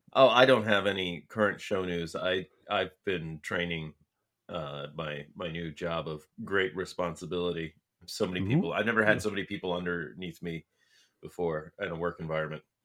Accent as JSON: {"language": "English", "town": "Tucson", "region": "Arizona", "country": "United States", "tie": "born or raised there", "said": "my hometown of Tucson"}